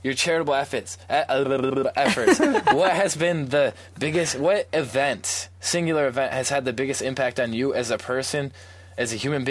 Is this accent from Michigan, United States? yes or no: yes; East Lansing, Michigan, United States; I grew up in East Lansing